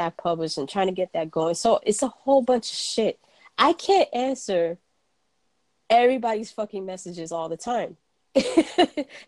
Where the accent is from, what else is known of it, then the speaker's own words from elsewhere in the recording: New York City, New York, United States; moved away; also born or lived in Florida; growing up in New York, it was the quintessential melting pot